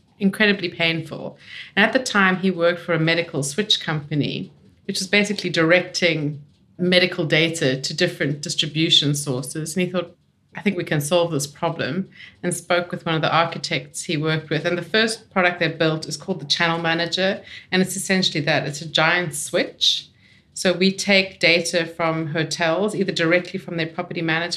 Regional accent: South Africa; also born or lived in London; now in Australia; I'm South African

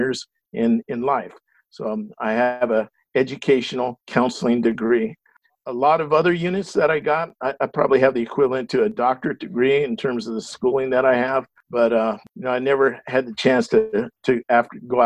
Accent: Los Angeles, California, United States; I grew up in the San Fernando Valley

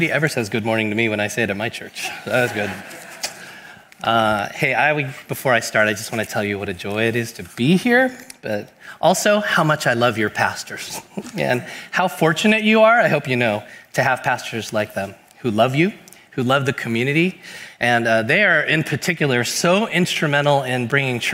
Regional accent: Bay Area, California, United States; I've been here in the Bay Area my whole life

